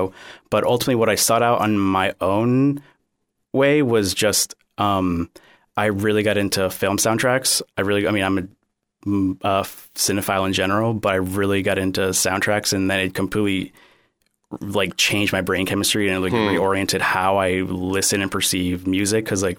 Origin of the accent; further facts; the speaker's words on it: Cape Coral, Florida, United States; also born or lived in Miami; So I was born in Miami, but I moved to the Southwest Florida area very shortly after, so I've been here pretty much my entire life, yeah, and I've never lived anywhere else.